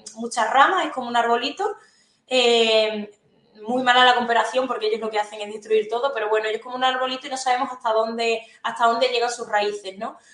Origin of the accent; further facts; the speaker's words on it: Alconchel, Extremadura, Spain; como una alconcelera más defendiendo mi pueblo